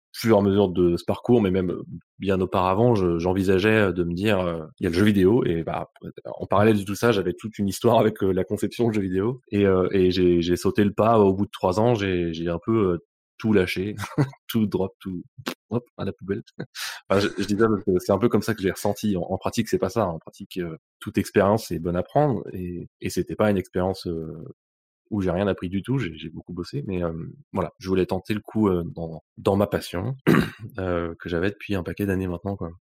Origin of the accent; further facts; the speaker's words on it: Bruz, Brittany, France; moved away as an adult; now in Lyon, France; Je viens euh, de Bru, une ville à côté de, Rennes, en, Bretagne